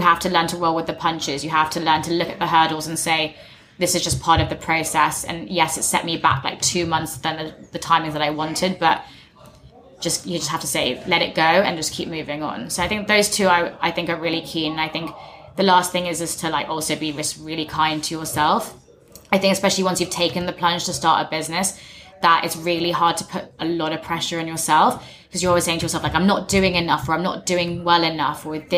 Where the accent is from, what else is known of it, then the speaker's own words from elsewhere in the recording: England, United Kingdom; I'm not English, but I grew up in England.